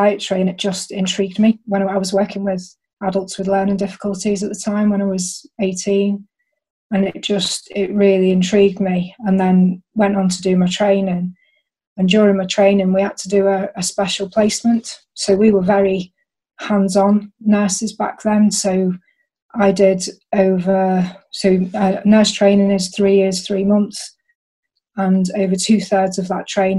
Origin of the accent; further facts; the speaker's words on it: the Wirral, North West England, United Kingdom; moved away; also born or lived in Chester; I'm from the Wirral originally